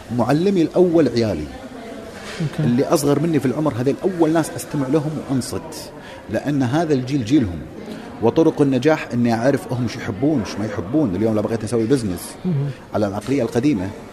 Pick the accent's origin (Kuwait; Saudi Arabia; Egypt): Kuwait; عندنا بالكويت